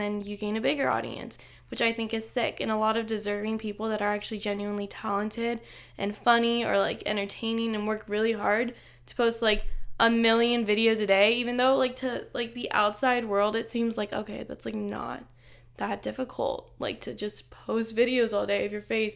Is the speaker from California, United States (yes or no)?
yes; Los Angeles, California, United States; I'm twenty-three years old, and I'm from Los Angeles, California